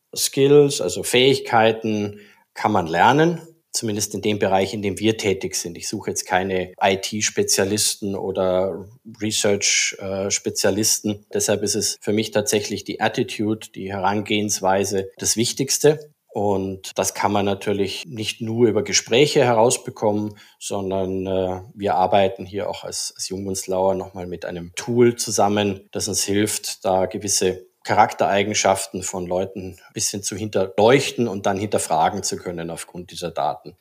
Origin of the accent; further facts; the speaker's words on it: Austria; moved away as an adult; now in Singapore; dass ich gebürtiger Österreicher bin